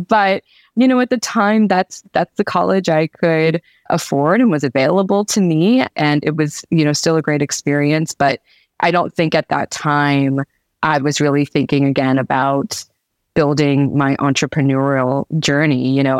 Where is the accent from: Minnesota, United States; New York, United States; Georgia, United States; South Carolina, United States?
Georgia, United States; Atlanta; I never think of myself as like a Southerner, but that's really where I spent most of my formative years. And I have a lot of love for Atlanta. That's definitely where I enjoyed growing up as a kid.